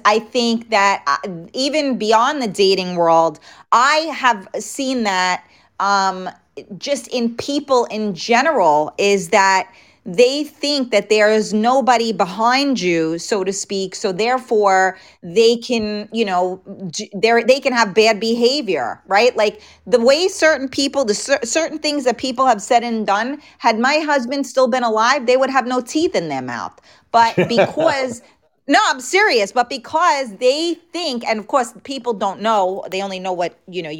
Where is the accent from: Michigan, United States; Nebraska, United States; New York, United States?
New York, United States; New York City; I grew up in the Bronx.